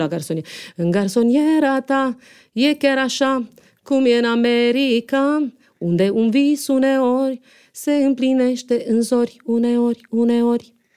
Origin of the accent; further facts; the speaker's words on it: Romania; moved away; also born or lived in Monte Carlo; noi nu suntem de aici din București, că eram singurele din provincie